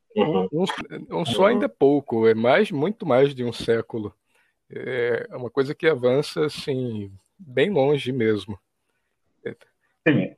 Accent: Maceió, Alagoas, Brazil; natural de Alagoas, e falo de Alagoas, Maceió, Alagoas, capital do estado

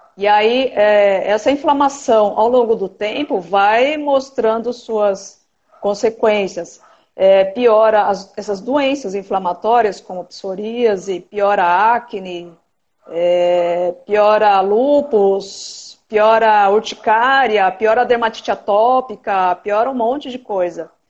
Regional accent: São Paulo, Brazil; moved away as an adult; now in Cuiabá, Brazil; eu estou morando agora, agora em Cuiabá, Mato Grosso, mas eu sou de São Paulo

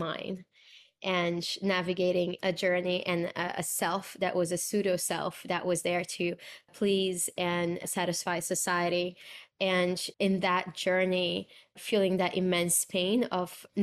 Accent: Brazil; I'm from Brazil, born and raised

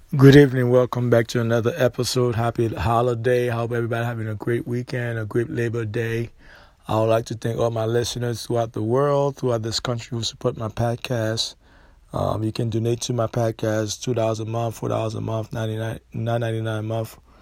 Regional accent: United States; We're not from Africa. We're not African. We are American

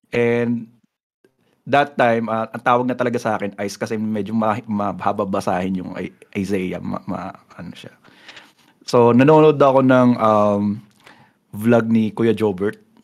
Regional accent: San Pablo, Calabarzon, Philippines; also born or lived in Bulacan; May pagka-probinsya kasi yun eh, yung lugar namin dito, bro. Mm-hmm. San Pablo City Laguna kami

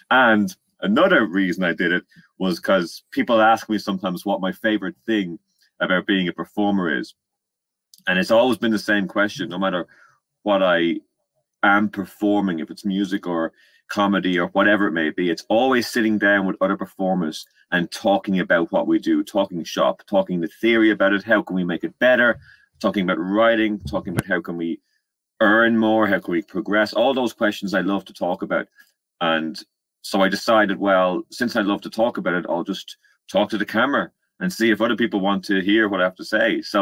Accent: Ireland; accent: Irish; moved away as an adult; now in London, United Kingdom; Uh, now I'm from Ireland, as you can probably tell by my accent, and I moved over to London in 2015.

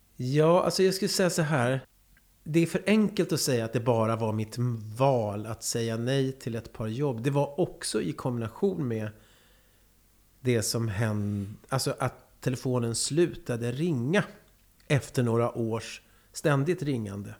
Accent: Karlskoga, Örebro County, Sweden; moved away; also born or lived in Lycksele; jag är värmlänning

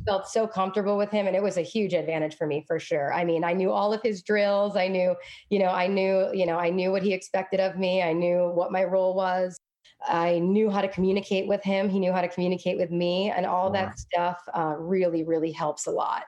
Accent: Fitchburg, Massachusetts, United States; now in Brooklyn, New York, United States; I grew up in a tough place.

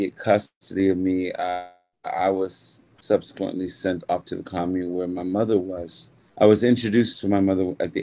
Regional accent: Wyandanch, New York, United States; I was born in Long Island, Wyandanch, Long Island

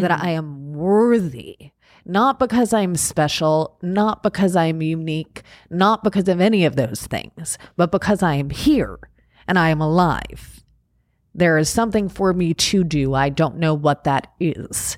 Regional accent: Long Island, New York, United States; moved away; I grew up out on Long Island

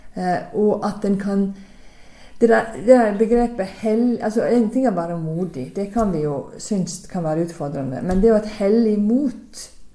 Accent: Sunnmøre, Møre og Romsdal, Norway; now in Stavanger, Norway; som dere forhåpentligvis hører godt, så er ikke jeg herifra, men jeg er fra Sunnmøre

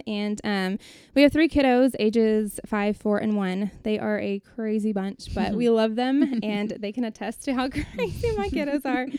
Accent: New Braunfels, Texas, United States; moved away; I'm originally from New Braunfels, home of the Mighty Fighting Unicorns.

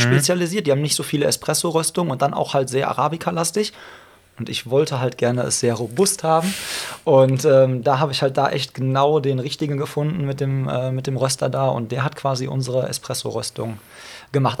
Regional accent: Hagen, North Rhine-Westphalia, Germany; in meiner Heimatstadt Hagen

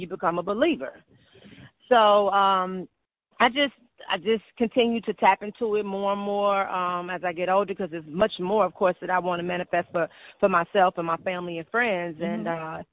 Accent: Homewood, Illinois, United States; also born or lived in Hyde Park, Chicago; my mom moved me to a suburb called Homewood in Chicago, in Illinois. I was raised there

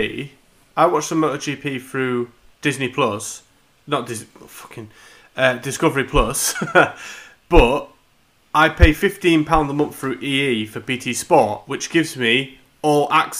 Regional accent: Yorkshire and the Humber, United Kingdom; It's in my blood. I'm from Yorkshire.

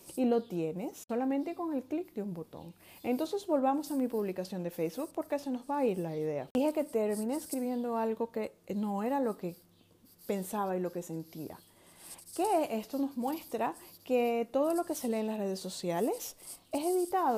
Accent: Venezuela; moved away; Soy venezolana, generación X

